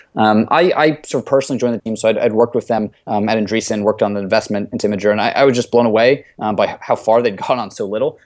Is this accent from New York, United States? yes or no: yes; New York City, New York, United States; I grew up in Brooklyn, New York